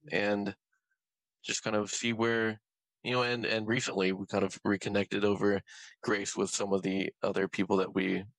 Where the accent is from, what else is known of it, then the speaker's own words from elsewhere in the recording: Nebraska, United States; I'm 38. I grew up in Nebraska and went to Grace University for college